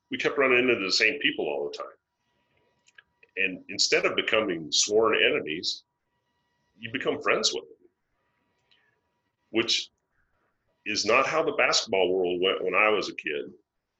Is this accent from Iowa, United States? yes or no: yes; West Central Iowa, United States; We're farm boys from West Central Iowa